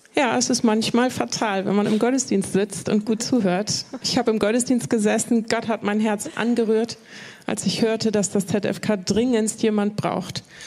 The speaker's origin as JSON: {"language": "German", "region": "Bremen", "country": "Germany", "tie": "born or raised there", "said": "ich bin in Bremen geboren, nicht in Hochding, aber so. in Bremen. Okay. Und äh, in Hochding aufgewachsen"}